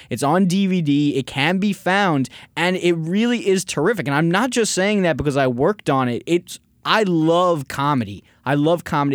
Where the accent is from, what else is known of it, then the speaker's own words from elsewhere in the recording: New York, United States; now in Los Angeles, United States; I was from New York.